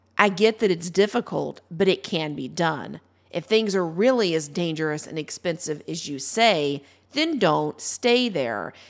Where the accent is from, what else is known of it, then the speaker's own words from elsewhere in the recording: Ohio, United States; my home state of Ohio